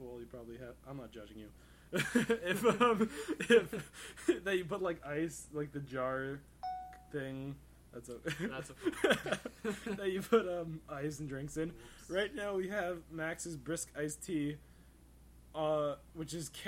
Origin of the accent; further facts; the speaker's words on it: Canada; I'm polite Canadian